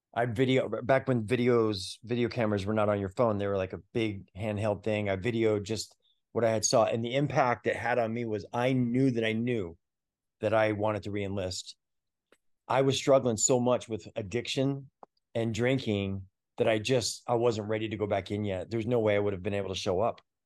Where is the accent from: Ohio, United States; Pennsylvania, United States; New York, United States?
New York, United States; moved away as an adult; also born or lived in Fulton County, Georgia; I grew up in New York